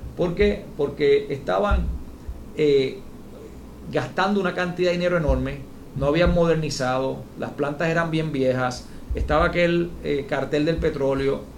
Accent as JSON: {"language": "Spanish", "town": "San Juan", "country": "Puerto Rico", "also_born_or_lived": "Washington", "said": "yo vengo de una familia de comerciantes pequeños, en una familia muy, muy de San Juan, de Santurce"}